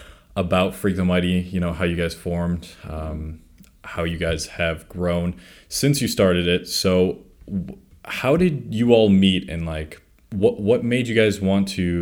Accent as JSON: {"language": "English", "town": "Buffalo", "region": "New York", "country": "United States", "tie": "born or raised there", "said": "my hometown of Buffalo, New York"}